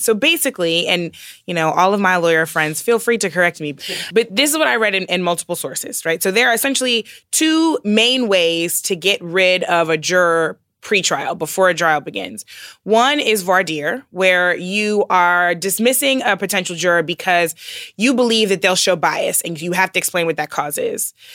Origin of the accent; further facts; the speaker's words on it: St. Louis, Missouri, United States; moved away; growing up in the Midwest. So I am from Saint Louis, which means that I share a home state with Rush Limbaugh